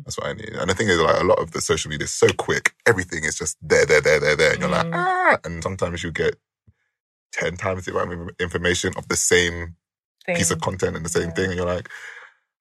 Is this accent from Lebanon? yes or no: no; United Kingdom; we're British